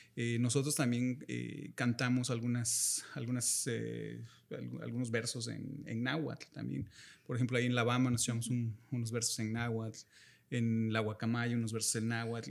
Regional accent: Minatitlán, Veracruz, Mexico; also born or lived in Coatzacoalcos, Veracruz; now in Vancouver, Canada; yo soy de Veracruz, nací en Minatitlán

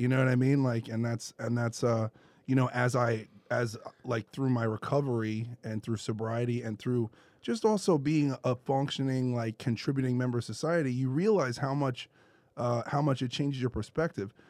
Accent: New York City, New York, United States; I'm from Brooklyn

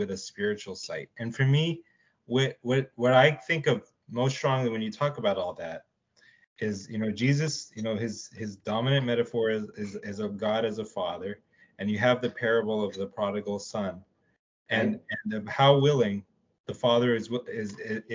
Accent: Dallas, Texas, United States; I was raised in Texas. I was raised in East Dallas

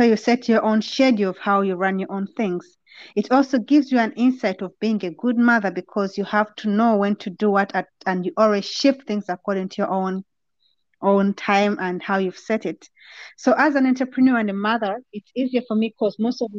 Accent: Uganda; now in Netherlands; I come from Uganda originally, and right now I stay in the Netherlands.

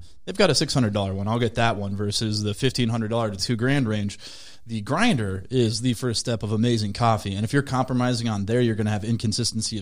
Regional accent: Minnesota, United States; I'm from Minnesota. I love Minnesota. Twin Cities

